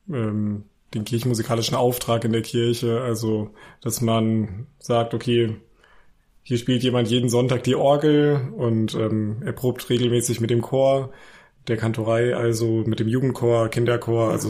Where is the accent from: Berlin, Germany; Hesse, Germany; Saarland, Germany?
Hesse, Germany; Weilburg; born there; now in Leipzig, Germany; ich komme gebürtig aus Hesse, also ich bin gebürtiger Hesse aus Weilburg an der Lahn.